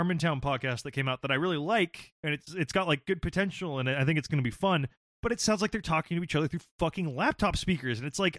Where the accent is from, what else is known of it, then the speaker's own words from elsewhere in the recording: Santa Barbara, California, United States; I'm from sucks. Santa Barbara, a town that lives in the shadow of Reagan money.